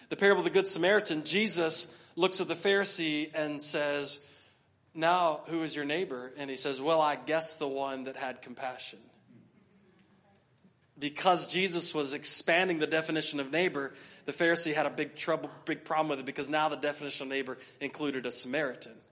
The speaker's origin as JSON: {"language": "English", "country": "United States", "said": "We're from the U.S."}